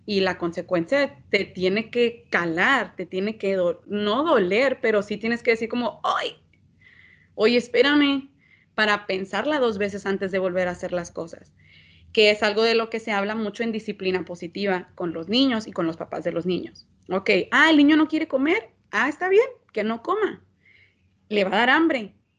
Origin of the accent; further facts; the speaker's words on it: Mexico; somos mexicanos y que nos gusta la pachanga